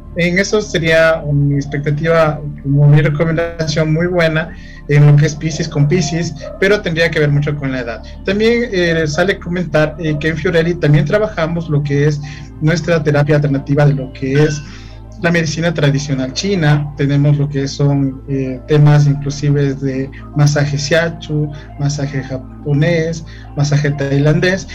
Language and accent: Spanish; Ecuador; nuestro Ecuador